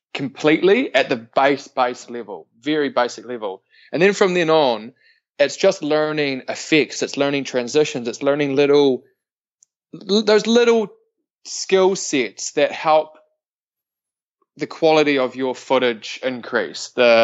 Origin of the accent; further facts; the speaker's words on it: Invercargill, Southland, New Zealand; moved away as an adult; also born or lived in Canary Islands; I am a boy from the bottom of the world. I'm from Invercargill, a small town.